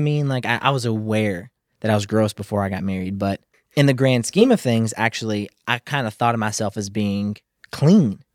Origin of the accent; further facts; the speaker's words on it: Kentucky, United States; I'm feeling kinda like a country bumpkin. I'm from Kentucky